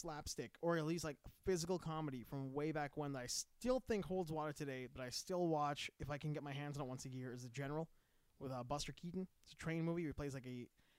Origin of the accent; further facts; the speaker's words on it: Canada; because we're Canadian.